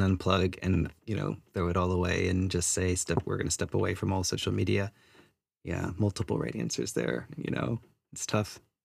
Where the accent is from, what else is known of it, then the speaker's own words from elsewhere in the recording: United States; moved away as an adult; now in New Zealand; I'm Chinese American, third generation immigrant to the U S